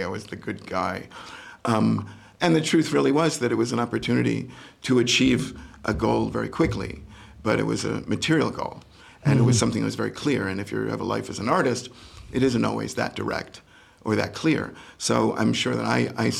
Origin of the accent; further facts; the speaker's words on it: New York, United States; moved away as an adult; now in Los Angeles, United States; I come from New York